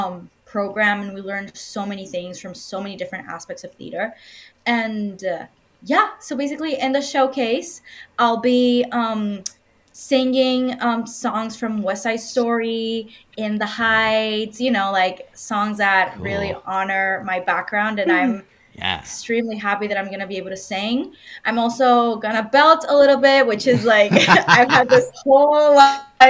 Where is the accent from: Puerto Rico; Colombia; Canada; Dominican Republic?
Dominican Republic; moved away as an adult; now in United States; I'm from the Dominican Republic